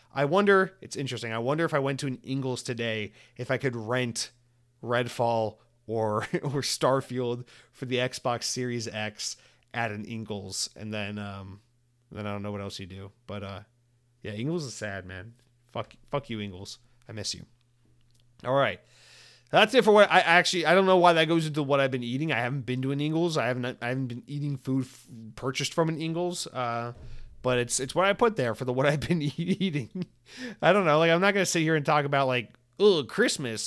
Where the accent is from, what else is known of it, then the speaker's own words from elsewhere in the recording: Georgia, United States; also born or lived in Atlanta; now in Florida, United States; I grew up in Georgia and we had Publix everywhere